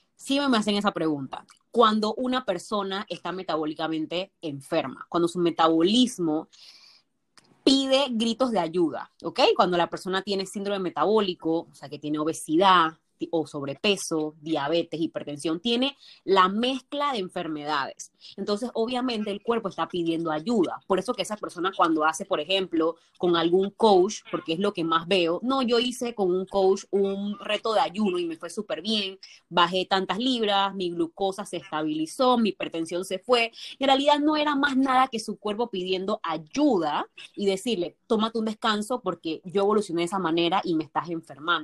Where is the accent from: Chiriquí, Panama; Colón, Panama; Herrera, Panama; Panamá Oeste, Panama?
Colón, Panama; Soy panameña, soy de Panamá, soy de Colón, vivo en Colón